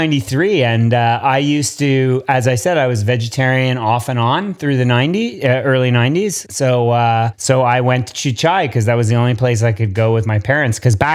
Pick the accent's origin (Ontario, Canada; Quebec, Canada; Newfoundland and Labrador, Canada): Quebec, Canada; Montreal; born or raised there; moved away